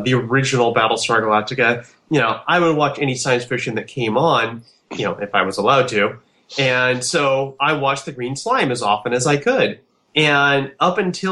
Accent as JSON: {"language": "English", "town": "Portland", "region": "Oregon", "country": "United States", "tie": "born or raised there", "said": "I grew up here in Portland"}